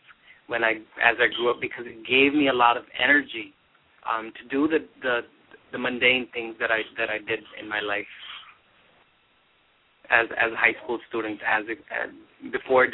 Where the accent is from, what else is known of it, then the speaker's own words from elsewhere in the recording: Jersey City, New Jersey, United States; I grew up in Jersey City, New Jersey.